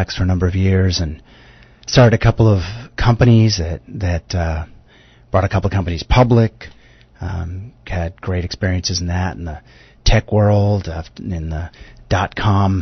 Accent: United States; accent: American; also born or lived in New York; I live in New York. You can probably tell from my accent that I'm American

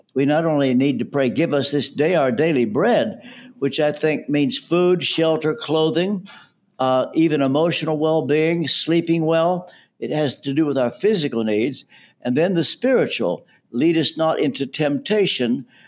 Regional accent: Ashland, Kentucky, United States; moved away as an adult; also born or lived in London; I'm from Ashland, Kentucky

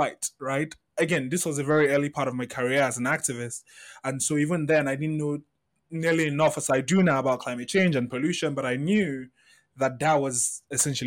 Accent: Lagos, Nigeria; I grew up in Festac Town, which is very secluded from the rest of Lagos.

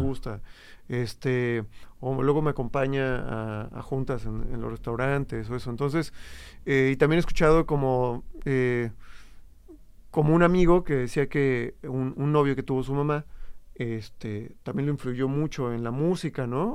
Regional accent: Jojutla, Morelos, Mexico; now in Guadalajara, Mexico; yo soy de Jojutla, Morelos

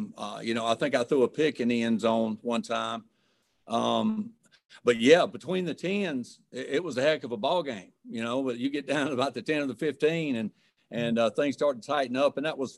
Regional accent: Starkville, Mississippi, United States; I grew up in Starkville and Kermit Davis was my next door neighbor

